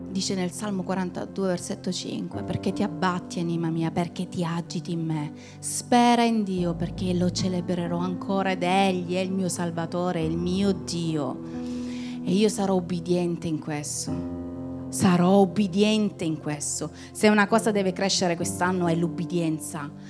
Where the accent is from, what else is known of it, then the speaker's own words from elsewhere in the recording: Calabria, Italy; noi come calabresi